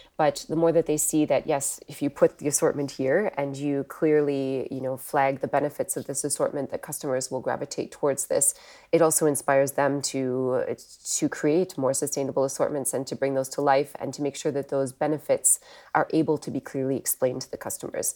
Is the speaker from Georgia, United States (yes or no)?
no; Wisconsin, United States; moved away as an adult; also born or lived in Europe; I'm actually from the U S originally. I grew up, uh, in the Midwest in Wisconsin